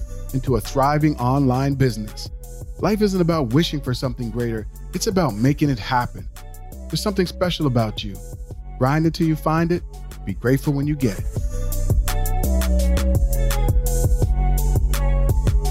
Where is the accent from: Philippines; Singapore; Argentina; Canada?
Canada; Nova Scotia; now in Toronto, Canada; both Gary and I grew up in Nova Scotia